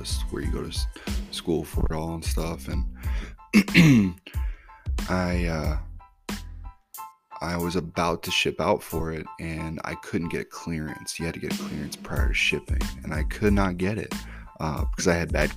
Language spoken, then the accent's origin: English; Vienna, Missouri, United States; also born or lived in St. Louis, Missouri; I spent most of my life out here in a little town called Vienna, Missouri.